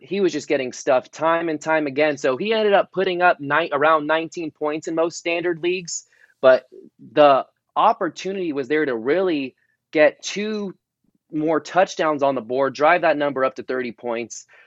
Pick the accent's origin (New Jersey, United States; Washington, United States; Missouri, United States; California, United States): California, United States; Brisbane; also born or lived in San Mateo, California; born and raised on the Northern Peninsula I was born in San Mateo, raised in Brisbane.